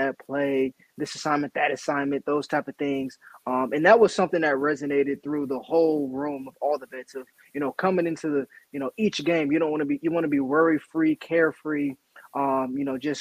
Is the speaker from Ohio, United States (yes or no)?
yes; Ohio, United States; moved away as an adult; now in Chicago, United States; growing up in Ohio